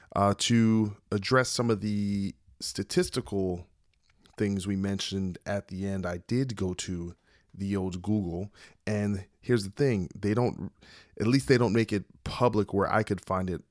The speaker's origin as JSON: {"language": "English", "region": "New Jersey", "country": "United States", "tie": "born or raised there", "said": "New Jersey"}